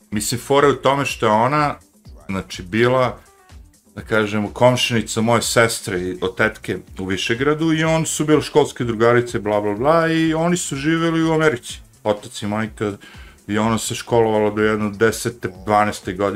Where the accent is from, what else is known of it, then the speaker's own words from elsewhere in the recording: Smederevo, Podunavlje District, Serbia; moved away as an adult; also born or lived in New Jersey / New York; ona je bila kod nas, u Smedrevu neko vreme, nekoliko mjeseci